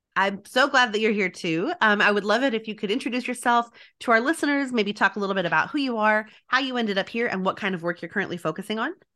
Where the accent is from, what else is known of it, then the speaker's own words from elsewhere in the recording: El Paso, Texas, United States; I am from El Paso, Texas